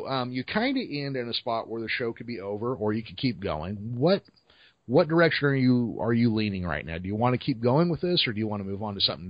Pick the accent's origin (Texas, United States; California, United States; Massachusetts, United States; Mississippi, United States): California, United States; Modesto; Now, see, I am from George Lucas's hometown.